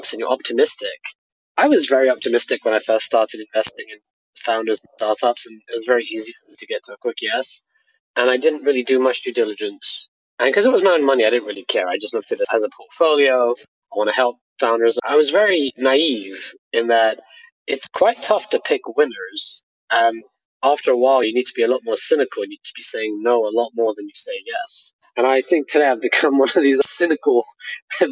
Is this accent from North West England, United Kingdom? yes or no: no; Hayes, London, United Kingdom; I grew up in Hayes, which is very close to Heathrow Airport.